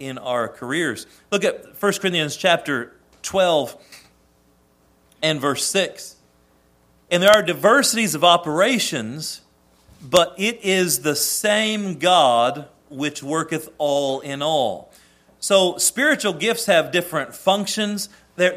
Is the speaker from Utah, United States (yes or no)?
no; Indiana, United States; I grew up in Indiana